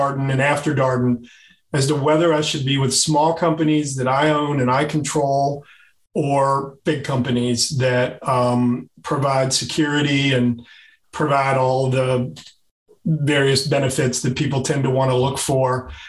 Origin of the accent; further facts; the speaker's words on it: Louisville, Kentucky, United States; also born or lived in Virginia; Louisville, Kentucky, my hometown